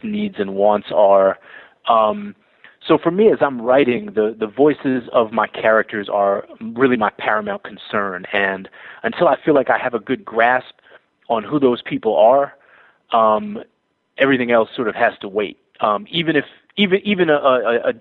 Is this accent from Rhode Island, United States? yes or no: no; Boston, Massachusetts, United States; moved away; also born or lived in New York; Growing up in Boston in the 80s and the early 90s